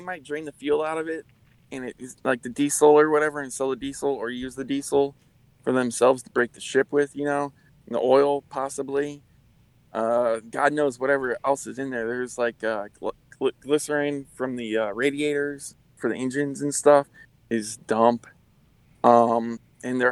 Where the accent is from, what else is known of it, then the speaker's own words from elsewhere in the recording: Louisiana, United States; I'm from Louisiana